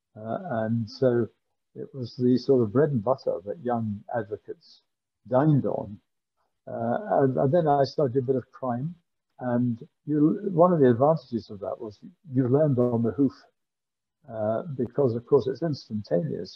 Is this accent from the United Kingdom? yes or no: yes; Glasgow, Scotland, United Kingdom; I was born in Glasgow. I went to grammar school in Glasgow and I went to Glasgow University.